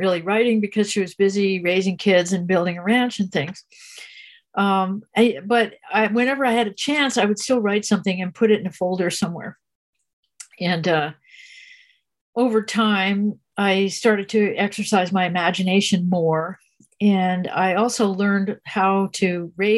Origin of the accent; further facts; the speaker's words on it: New Jersey, United States; moved away; also born or lived in California / Big Sur, California; I was born in New Jersey. And I lived in New Jersey as a kid with a short time in California